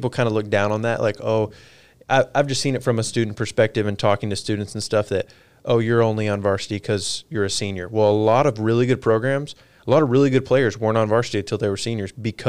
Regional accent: Texas, United States; as a Texan

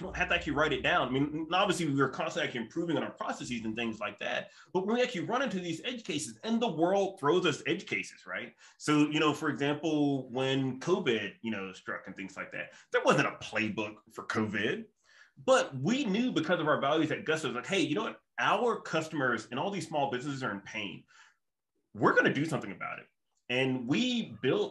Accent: the South, United States; moved away; like me as a Southerner

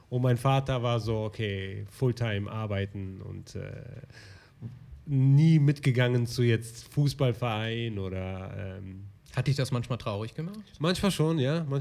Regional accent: Germany; German is a second language; also born or lived in Morocco; Ich habe zuerst meine Muttersprache gelernt. Weil ich kam, ich bin ja in Marokko geboren.

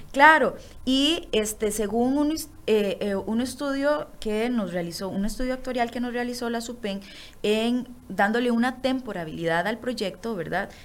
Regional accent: Costa Rica; nosotros como costarricenses

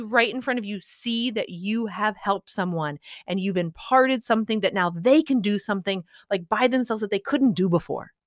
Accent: Midwest, United States; I'm from the Midwest

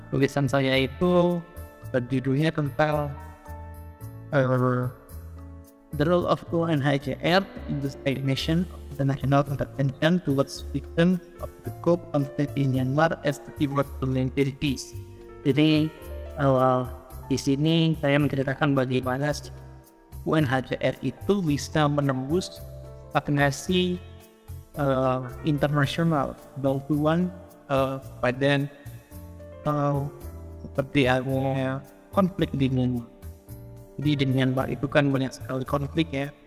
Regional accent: Jakarta, Indonesia; born there; lahir di Jakarta

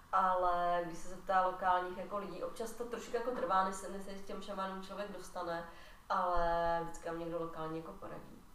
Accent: Czechia; já jsem Češka

